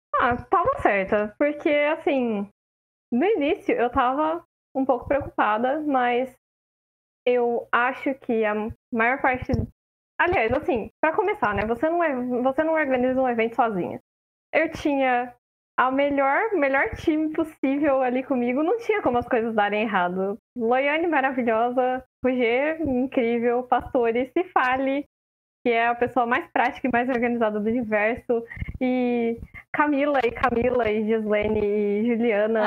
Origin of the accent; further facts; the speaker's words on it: interior of São Paulo, Brazil; eu sou do interior de São Paulo